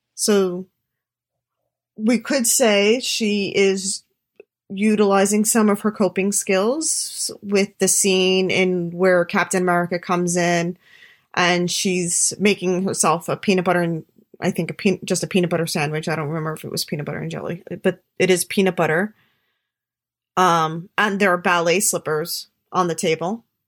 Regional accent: New York City, New York, United States; I'm a New Yorker

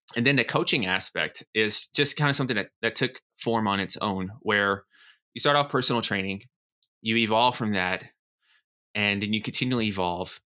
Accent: Nashville, Tennessee, United States; moved away as an adult; also born or lived in New York City; I'm from Nashville, Tennessee

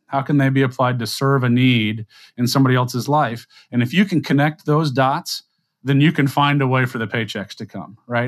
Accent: South Louisiana, United States; I'm a guy from South Louisiana

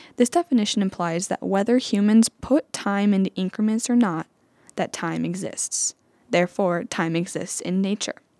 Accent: Anamosa, Iowa, United States; also born or lived in Davenport, Iowa; I'm from Anamosa, Iowa, which is just a short drive away, about an hour and a half

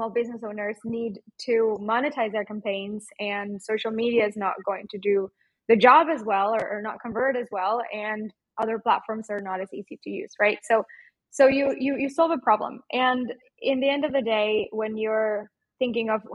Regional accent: Mexico; accent: Mexican; now in Portugal; my Mexican accent

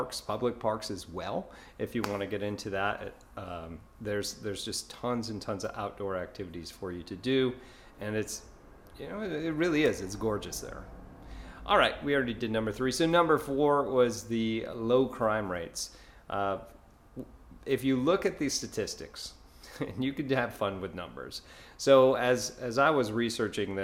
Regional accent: New York, United States; now in Florida, United States; I grew up in New York State

